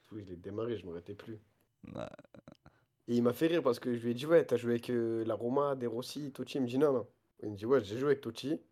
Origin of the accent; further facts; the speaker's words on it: Paris, Île-de-France, France; je suis un parisien, moi.